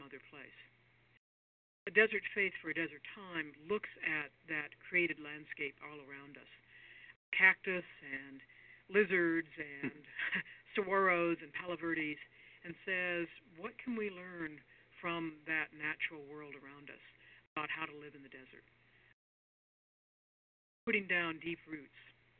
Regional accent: Arizona, United States; now in Santa Fe, United States; Having grown up in Arizona

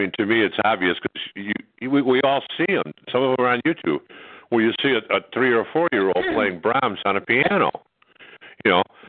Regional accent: Chicago, Illinois, United States; I grew up in Chicago.

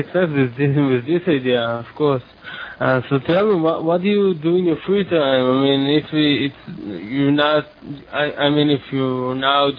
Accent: Israel; English is a second language; I was raised in Israel

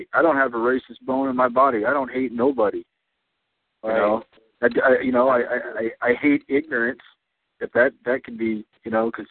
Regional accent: Texas, United States; moved away as an adult; also born or lived in Idaho; I was born and raised in Texas. So, I mean, I grew up there. You know, I just decided that, you know, that's why I came to Idaho to go to college.

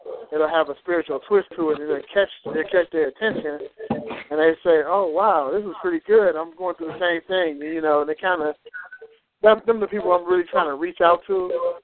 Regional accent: Cleveland, Ohio, United States; I'm from Cleveland, Ohio.

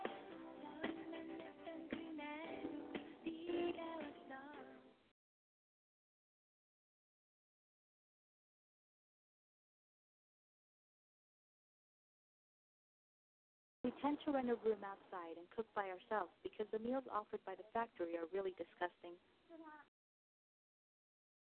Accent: Shanxi, China; moved away as an adult; now in Shenzhen, China; I'm from the Shanxi province. My family plants corn, patties, and potatoes.

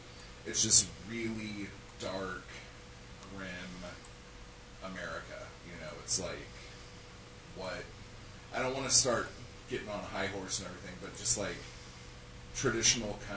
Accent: Southern California, United States; I'm from Southern California

